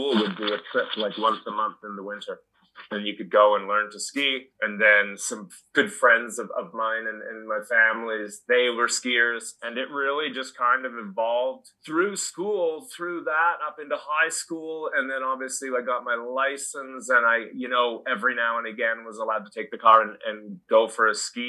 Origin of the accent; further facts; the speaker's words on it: Halifax, Nova Scotia, Canada; now in Australia; I grew up in Nova Scotia, in a city called Halifax in Canada